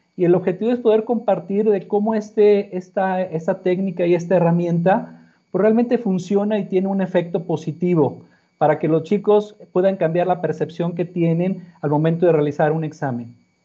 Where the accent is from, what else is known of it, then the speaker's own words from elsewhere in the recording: Monterrey, Nuevo León, Mexico; Nací en Monterrey. en la ciudad de Monterrey, Nuevo León.